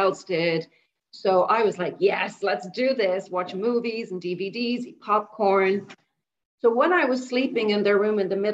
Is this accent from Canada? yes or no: no; Dublin, Leinster, Ireland; now in Bangkok, Thailand; I grew up in Dublin, born and bred in Dublin